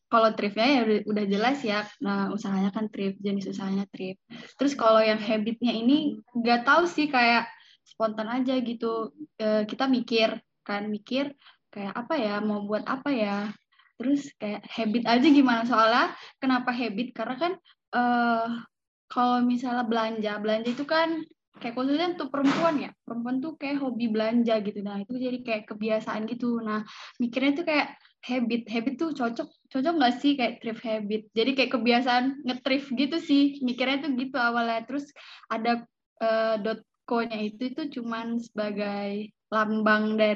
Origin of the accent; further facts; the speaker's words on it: Medan, North Sumatra, Indonesia; Aku dari Medan.